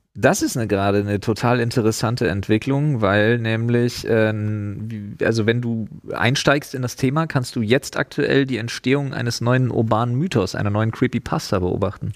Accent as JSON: {"language": "German", "region": "East Germany", "country": "Germany", "also_born_or_lived": "Storkow, Brandenburg", "said": "Ich bin Ossi."}